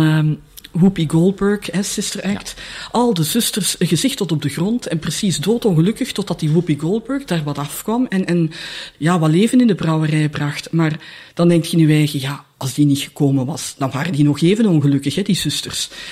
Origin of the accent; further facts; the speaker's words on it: Leuven, Flanders, Belgium; moved away as an adult; also born or lived in Brussels; Ik ben van Leuven